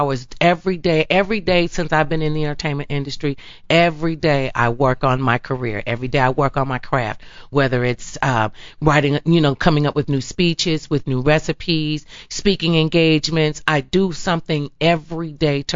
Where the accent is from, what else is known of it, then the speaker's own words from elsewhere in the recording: Cleveland, Ohio, United States; my hometown, Cleveland, Ohio.